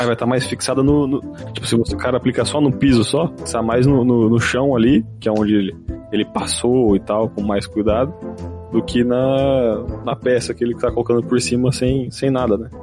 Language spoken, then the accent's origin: Portuguese; Osasco, São Paulo, Brazil; A minha, a minha casa, quando eu morava, quando eu era jovem, minha infância lá em Osasco